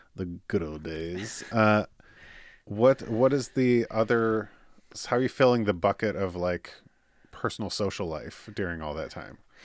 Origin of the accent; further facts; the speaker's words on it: Michigan, United States; born and raised in Michigan